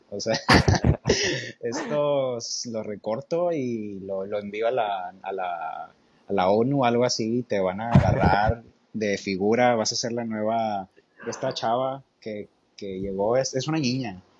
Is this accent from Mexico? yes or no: no; United States; Spanish is a second language; O sea, yo pues siendo gringo no me daría cuenta, ¿verdad?